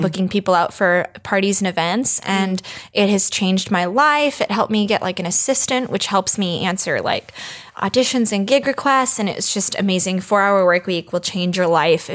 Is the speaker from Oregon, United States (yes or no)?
yes; Portland, Oregon, United States; also born or lived in San Francisco; now in Los Angeles, United States; I grew up in Portland, Oregon, which I've been told is a weird place. And I realize it is now that I live in LA.